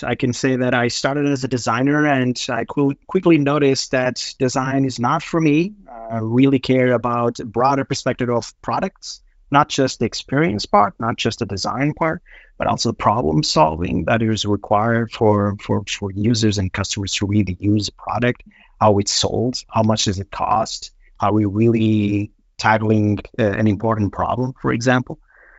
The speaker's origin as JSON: {"language": "English", "country": "Portugal", "lives_now": "Denmark", "said": "I'm originally from Portugal"}